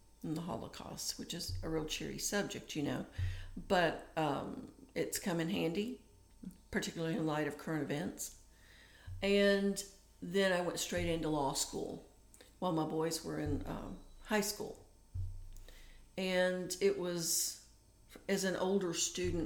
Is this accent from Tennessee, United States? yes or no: yes; Tennessee, United States; also born or lived in Michigan; I was sent from Michigan to Tennessee to live with an aunt